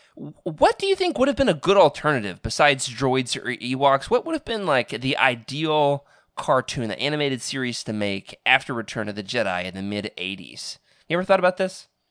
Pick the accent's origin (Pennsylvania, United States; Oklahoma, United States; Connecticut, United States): Oklahoma, United States; moved away; also born or lived in Arkansas; my hometown, Oklahoma, had two video stores